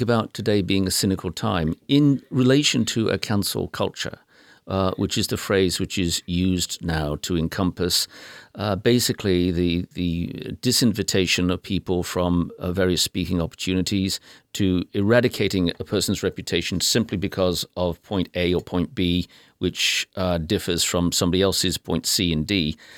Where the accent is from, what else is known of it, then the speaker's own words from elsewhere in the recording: United Kingdom; now in United States; I'm British by birth and proud of it, but I'm American by choice